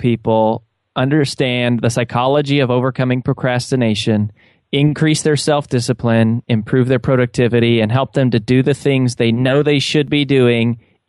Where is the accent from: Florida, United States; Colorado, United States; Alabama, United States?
Colorado, United States; now in Nashville, United States; And I grew up in Colorado, was raised by a single mom who sold Mary Kay Cosmetics